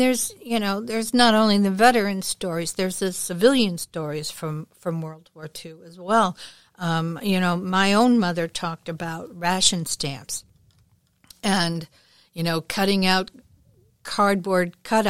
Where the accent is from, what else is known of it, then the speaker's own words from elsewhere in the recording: O'Fallon, United States; I grew up in the Methodist community here in O'Fallon, where the consumption of alcohol was a tad more taboo.